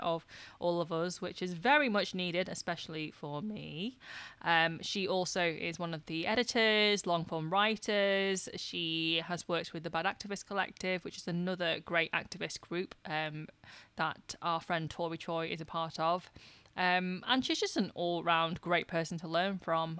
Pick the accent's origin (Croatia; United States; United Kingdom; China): United Kingdom; the north of England; accent: northern; my northern accent